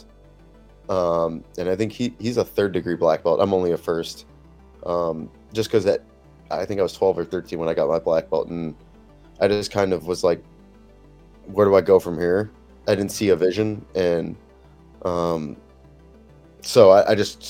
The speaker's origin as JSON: {"language": "English", "town": "Chicago", "region": "Illinois", "country": "United States", "tie": "born or raised there", "moved": "yes", "lives_now": "San Diego, United States", "said": "I grew up in Chicago"}